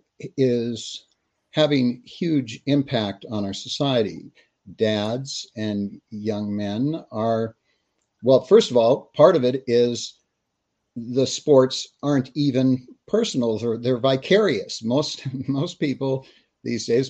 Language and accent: English; Texas, United States; also born or lived in California; being Texan, we're out here in the West